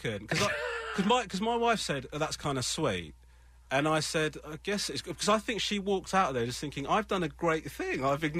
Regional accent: Sri Lanka; now in Los Angeles, United States; I'm from Sri Lanka, yeah. Mm-hmm. My family originally Hindu.

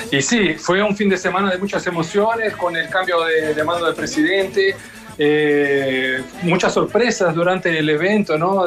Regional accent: Brazil; a mí como brasileño

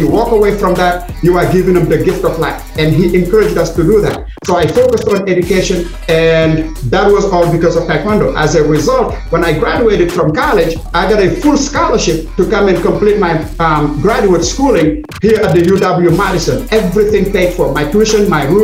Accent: Senegal; moved away as an adult; now in United States; my home country of Senegal

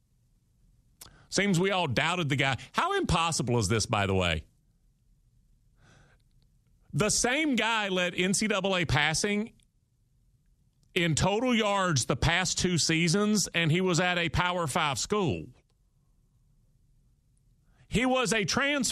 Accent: Houston, Texas, United States; moved away; I was born in Houston. I love Houston. Still got folks back yonder.

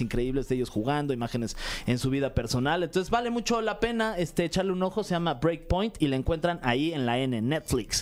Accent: Mexico; nosotros como mexicanos

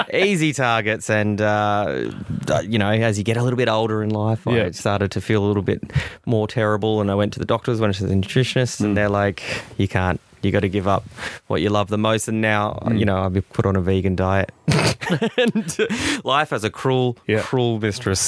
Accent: Victoria, Australia; I come from Victoria, where we're a white top kind of people.

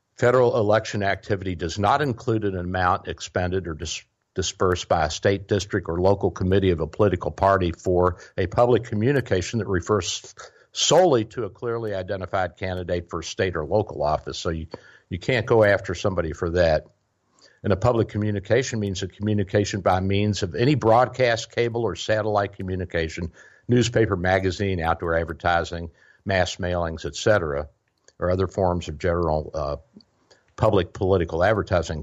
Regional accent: the South, United States; I'm a Southerner

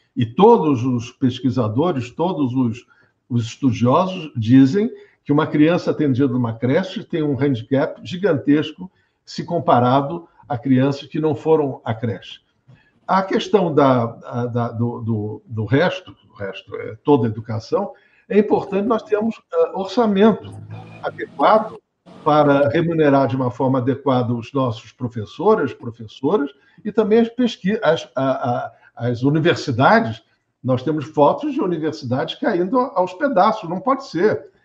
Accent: Brazil; eu brasileiro

